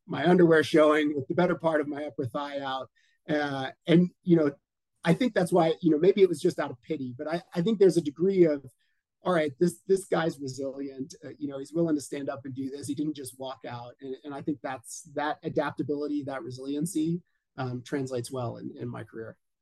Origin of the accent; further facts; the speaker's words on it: Colorado, United States; I am in my home state of Colorado, right smack in the middle of the U.S. in Denver